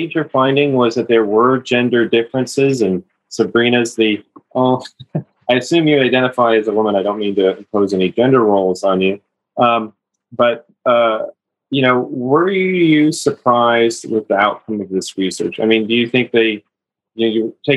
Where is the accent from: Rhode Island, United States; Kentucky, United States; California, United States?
California, United States; my home state of California